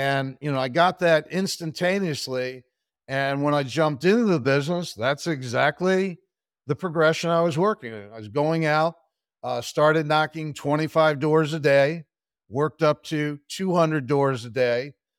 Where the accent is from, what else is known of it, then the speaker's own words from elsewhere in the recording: Pennsylvania, United States; Sure. I grew up outside of Philadelphia, Pennsylvania, in Bucks County. Went to the College of William and Mary.